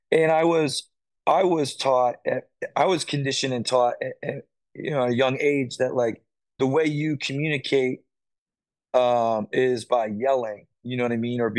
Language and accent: English; South Carolina, United States; You know, like I came up from South Carolina, I didn't know any of these dudes.